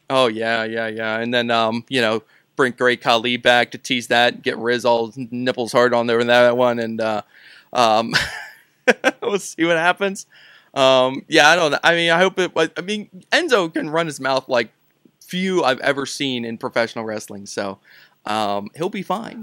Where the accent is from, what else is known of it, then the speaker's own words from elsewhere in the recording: Pittsburgh, Pennsylvania, United States; We're, we're both from Pittsburgh.